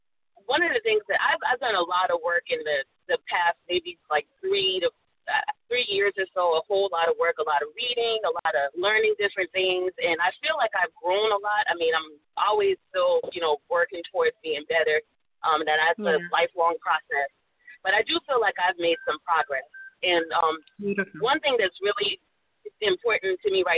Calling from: South Carolina, United States; I'm calling in from South Carolina.

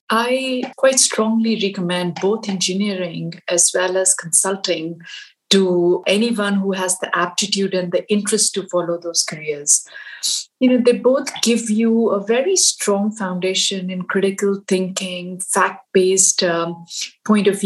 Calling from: Pittsburgh, Pennsylvania, United States; Uh, I'm calling in from uh, Pittsburgh

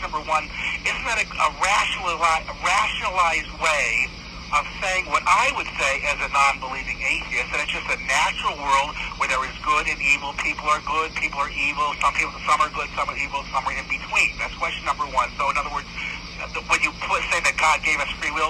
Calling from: West Hartford, Connecticut, United States; I'm calling from West Hartford, Connecticut.

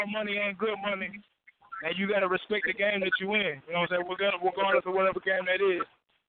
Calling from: Nashville, Tennessee, United States; Yeah, I'm calling from the Music City, you know what I'm saying, Nashville, Tennessee, 615.

